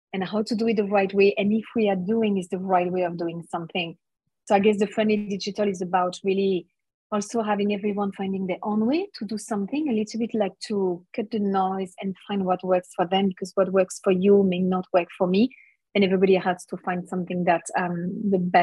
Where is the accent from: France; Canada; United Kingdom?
France; moved away as an adult; now in Melbourne, Australia; I'm from France